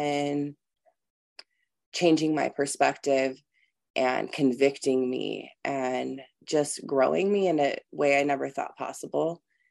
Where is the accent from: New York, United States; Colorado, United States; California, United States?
California, United States; now in Minnesota, United States; I am originally from California